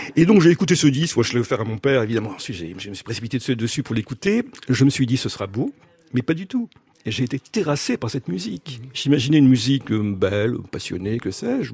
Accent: Lille, Hauts-de-France, France; je suis né à Lille

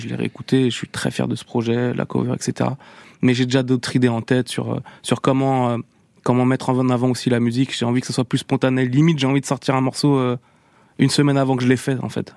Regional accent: La Roche-sur-Yon, Pays de la Loire, France; dans ma ville natale à La Roche-sur-Yon

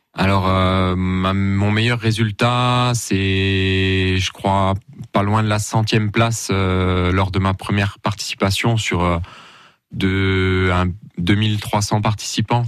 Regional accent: Creutzwald, Grand Est, France; je suis originaire de Creusval

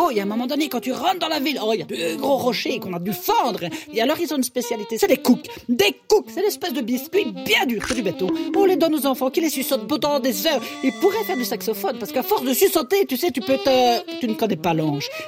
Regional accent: Belgium; enchantée … de Belgique. Ah ben voilà, c'est peut-être pour ça que j'ai un accent finalement.

